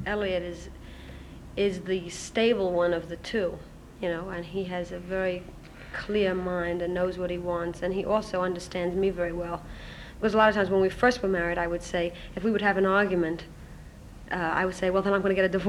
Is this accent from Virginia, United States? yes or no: no; Brooklyn, New York, United States